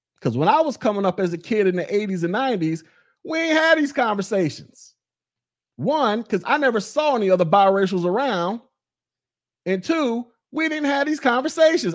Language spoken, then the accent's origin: English; Florida, United States; moved away as an adult; also born or lived in Alabama / Georgia; I'm from the South. I'm from Florida.